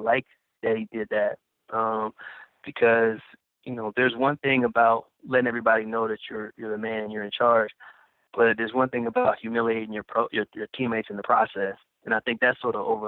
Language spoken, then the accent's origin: English; Kansas City, Missouri, United States; moved away; I grew up in Kansas City, and I love my hometown